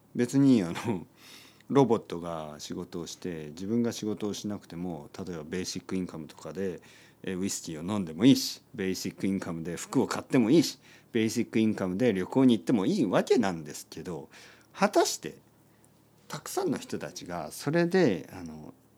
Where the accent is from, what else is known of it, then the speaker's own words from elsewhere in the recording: Japan; 僕は田舎出身ですね。田舎出身で、えー、田んぼとか畑に囲まれて育ちました